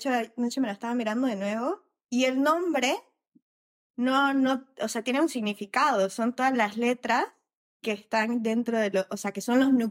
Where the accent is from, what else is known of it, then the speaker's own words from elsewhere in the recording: Bolivia; soy de Bolivia.